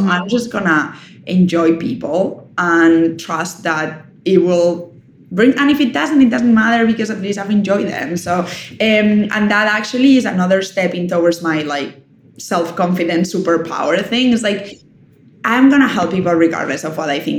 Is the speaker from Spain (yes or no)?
yes; Spain; English is a second language; I'm from Spain. Like hosting people is what we do.